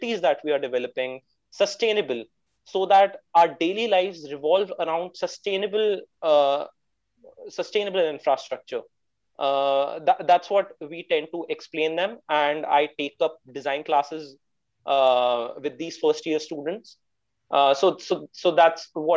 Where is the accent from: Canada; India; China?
India; I am an entrepreneur from India